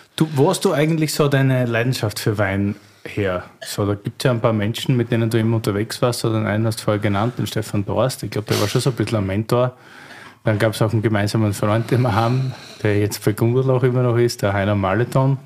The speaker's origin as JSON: {"language": "German", "region": "Berlin", "country": "Germany", "said": "als Berliner"}